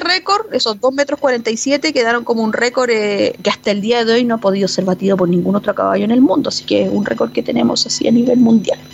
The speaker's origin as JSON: {"language": "Spanish", "country": "Chile", "said": "nosotros como chilenos"}